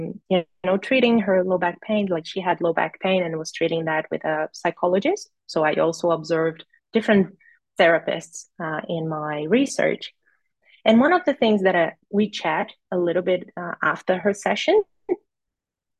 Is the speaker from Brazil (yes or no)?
yes; Brazil; moved away as an adult; also born or lived in Rio Grande do Norte, Brazil; now in Australia; I'm from Brazil